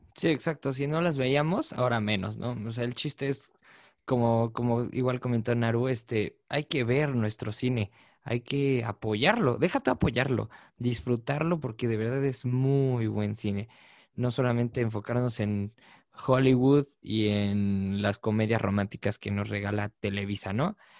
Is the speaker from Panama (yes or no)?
no; Mexico; yo siendo mexicano